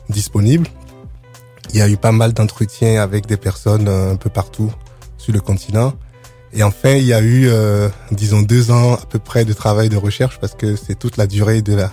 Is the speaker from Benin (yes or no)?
yes; Benin; Moi, en tant qu'Africain, ayant grandi sur le continent, j'ai grandi au Bénin.